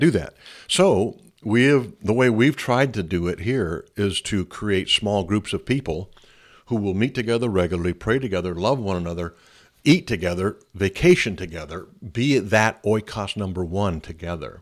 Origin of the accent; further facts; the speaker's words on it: United States; I'm an American